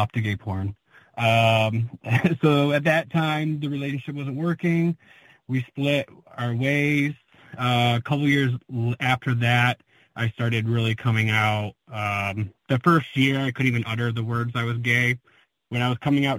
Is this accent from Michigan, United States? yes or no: yes; Dearborn, Michigan, United States; I'm from Dearborn, Michigan, which is the suburbs of Detroit. Born and raised, and I'm still here now.